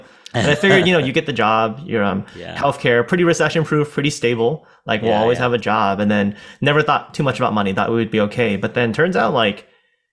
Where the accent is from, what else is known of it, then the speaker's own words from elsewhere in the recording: San Francisco, California, United States; we born and raised in San Francisco, and we've been here quite a while